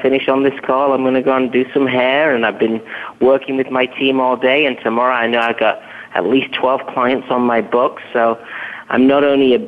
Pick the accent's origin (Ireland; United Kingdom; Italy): United Kingdom; England; moved away as an adult; now in United States; I hail from England